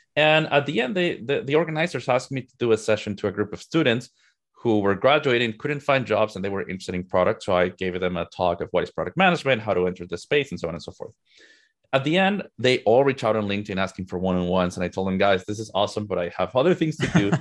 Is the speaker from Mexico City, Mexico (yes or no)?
yes; Mexico City, Mexico; moved away as an adult; now in United States; I'm originally from Mexico. Mexico City is home for me, but I moved to the U S in twenty fifteen.